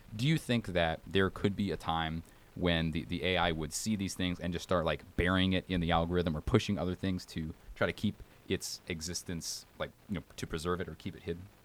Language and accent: English; Alabama, United States; I'm from Alabama and we don't drive like maniacs